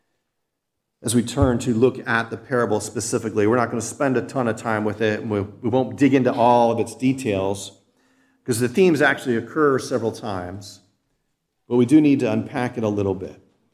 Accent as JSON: {"language": "English", "country": "United States", "tie": "born or raised there", "said": "a citizen born and raised in the United States of America"}